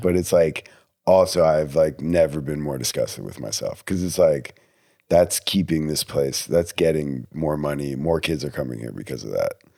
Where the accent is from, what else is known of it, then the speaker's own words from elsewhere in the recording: New Jersey, United States; moved away; also born or lived in Texas; I'm not from Texas, I'm from New Jersey. I, my parents don't come down here that much